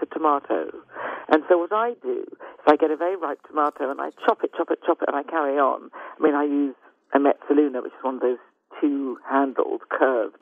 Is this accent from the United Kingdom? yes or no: yes; United Kingdom; I'm British